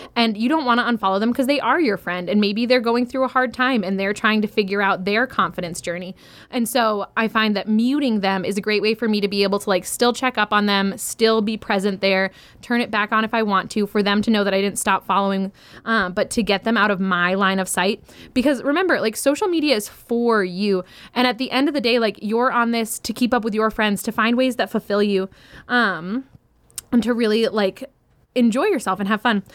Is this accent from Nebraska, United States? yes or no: no; Maine, United States; now in Michigan, United States; I grew up in Maine, I live in Michigan